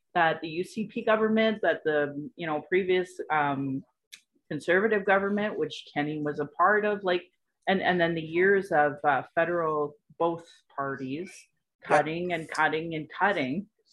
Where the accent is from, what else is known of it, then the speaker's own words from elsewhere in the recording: Calgary, Alberta, Canada; I was born in Calgary